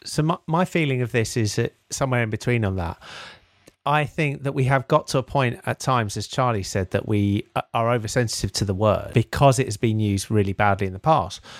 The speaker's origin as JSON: {"language": "English", "town": "Harrow", "region": "London", "country": "United Kingdom", "tie": "born or raised there", "said": "I grew up in Harrow"}